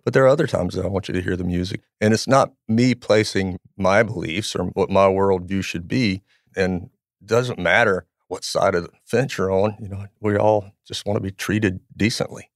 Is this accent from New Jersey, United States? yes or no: no; Louisiana, United States; I grew up in Louisiana